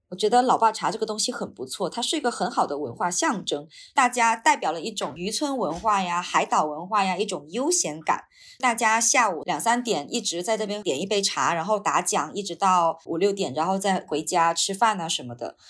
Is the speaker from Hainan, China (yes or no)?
yes; Wenchang, Hainan, China; moved away; 首先它是一个很小的县城，是八线县城了，就是海南文昌嘛。我生活的地方就更小了，只是一个小镇上，然后我的老家是在村子里面的